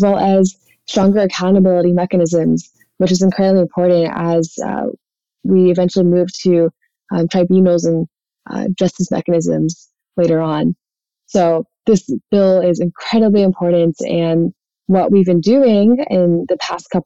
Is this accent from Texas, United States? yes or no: yes; North Texas, United States; I was born and raised in Texas, and growing up in a smaller town in North Texas